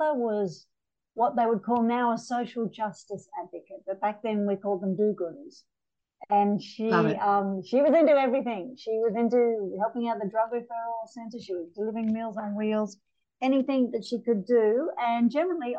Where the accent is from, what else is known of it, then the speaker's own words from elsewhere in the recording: Sydney, New South Wales, Australia; I grew up on the northern beaches of Sydney in a suburb called Cromer.